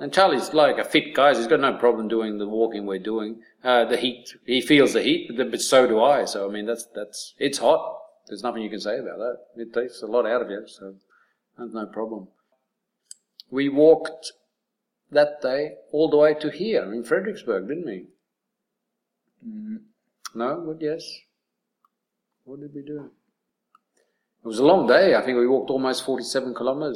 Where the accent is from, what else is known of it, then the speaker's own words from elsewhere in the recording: Australia; I'm being very Australian